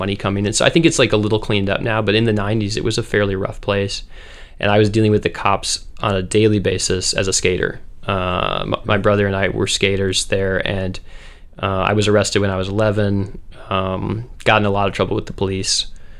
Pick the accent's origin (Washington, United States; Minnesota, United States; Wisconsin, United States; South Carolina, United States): Minnesota, United States; Northfield; also born or lived in Moorhead; I grew up in Minnesota, first in Northfield, which is a college town. It has St. Olaf and Carleton. My parents were pastors there. And then when I was 10, we moved up to Fargo-Moorhead